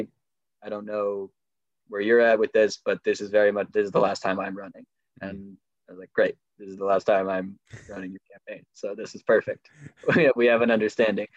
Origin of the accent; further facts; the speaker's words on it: Nevada City, California, United States; also born or lived in Washington, D.C.; I came back to my hometown in Nevada City